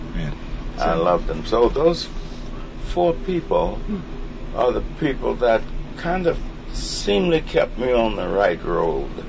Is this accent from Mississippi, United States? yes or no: yes; Mississippi, United States; I'm from Mississippi.